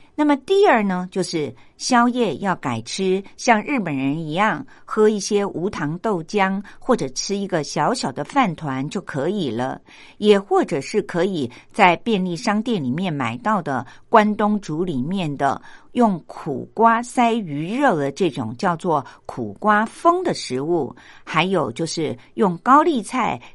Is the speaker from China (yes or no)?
no; Taiwan; 我们台湾人